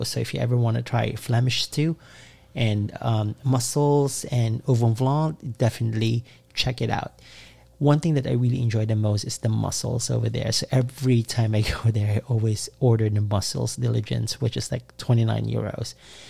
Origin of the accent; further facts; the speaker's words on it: United States; I'm American that came to visit Bruges, Belgium.